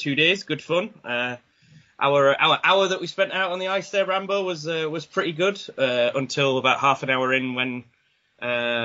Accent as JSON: {"language": "English", "town": "Sheffield", "region": "Yorkshire and the Humber", "country": "United Kingdom", "tie": "born or raised there", "said": "I was kind of growing up in Sheffield"}